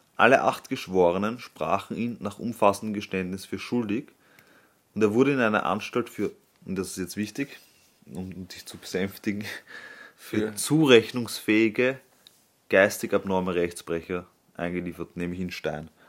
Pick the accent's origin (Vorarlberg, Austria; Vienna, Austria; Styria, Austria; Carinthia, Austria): Vienna, Austria; als Wiener